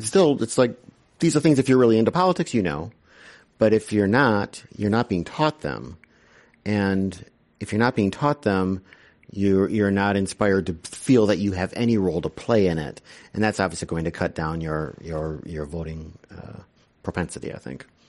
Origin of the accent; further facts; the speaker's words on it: Wisconsin, United States; My home state